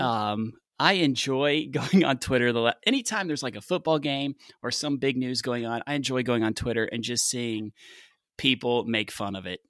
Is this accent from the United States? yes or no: yes; the South, United States; I'm from the South